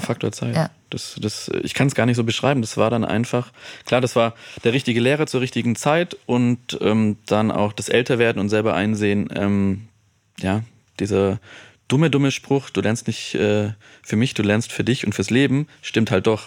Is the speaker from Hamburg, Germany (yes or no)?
no; Stuttgart, Baden-Württemberg, Germany; moved away as an adult; also born or lived in Freiburg; now in Munich, Germany; ich komme ja aus Stuttgart